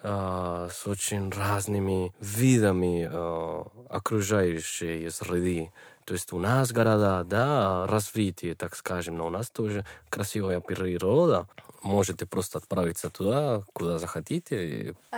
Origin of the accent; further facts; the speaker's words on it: Bogotá, Colombia; Russian is a second language; moved away as an adult; now in Moscow, Russia; Я из Колумбии, из богатейшей столицы нашей страны